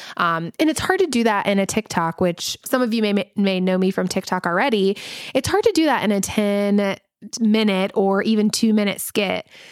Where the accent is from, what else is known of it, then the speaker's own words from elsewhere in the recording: the South, United States; accent: Southern; I do have my Southern accent